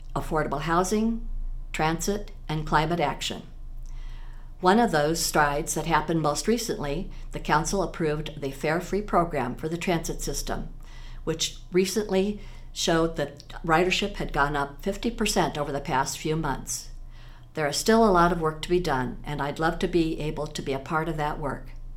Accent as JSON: {"language": "English", "town": "Des Moines", "region": "Iowa", "country": "United States", "tie": "born or raised there", "lives_now": "Iowa City, United States", "said": "I grew up in Des Moines"}